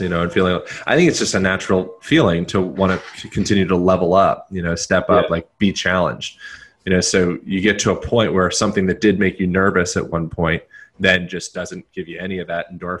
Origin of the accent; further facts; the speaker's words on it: Pennsylvania, United States; moved away as an adult; also born or lived in Hawaii; I grew up in Pennsylvania, so I was nearby.